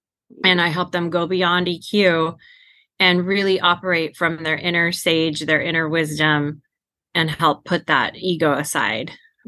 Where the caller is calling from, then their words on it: Clovis, California, United States; I am based out of Central California, a little town called Clovis.